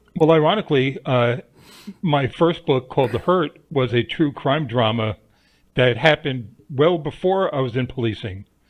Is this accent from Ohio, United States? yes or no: no; New York, United States; my crazy life growing up in New York